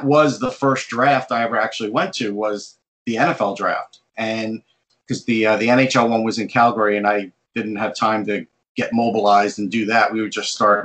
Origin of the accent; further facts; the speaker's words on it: Long Island, New York, United States; I grew up on Long Island